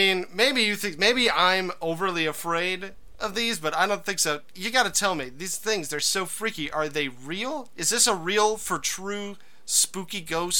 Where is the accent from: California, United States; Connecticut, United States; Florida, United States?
Connecticut, United States; Stamford; Well, I am from Stanford, the home of the WWE.